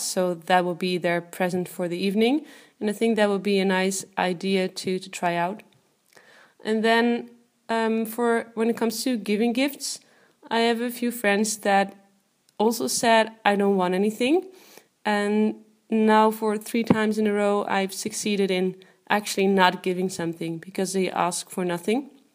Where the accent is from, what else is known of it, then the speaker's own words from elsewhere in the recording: Netherlands; I am from the Netherlands.